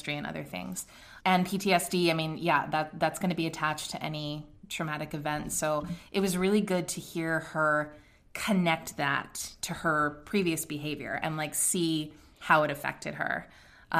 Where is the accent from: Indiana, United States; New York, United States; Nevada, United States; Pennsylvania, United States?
Pennsylvania, United States; Swarthmore; I grew up in Swarthmore